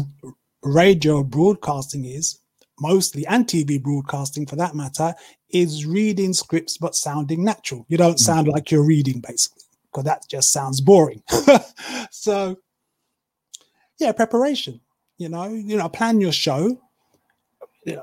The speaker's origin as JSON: {"language": "English", "country": "United Kingdom", "accent": "British", "said": "they're very taken with my accent, because obviously I'm British"}